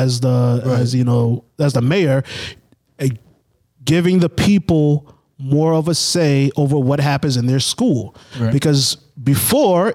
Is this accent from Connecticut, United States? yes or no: no; Boston, Massachusetts, United States; growing up in Boston, growing up in Massachusetts